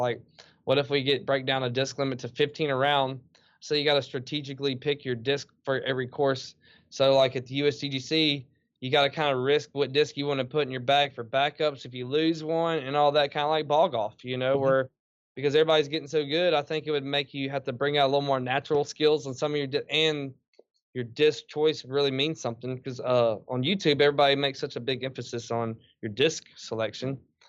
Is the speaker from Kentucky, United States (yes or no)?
yes; Kentucky, United States; I grew up in Chickasaw Park and kind of chilled with the woods.